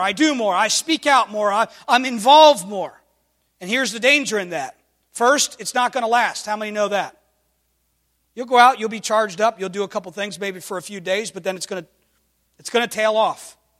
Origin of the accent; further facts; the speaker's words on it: United States; I'm thankful to identify this morning as an American.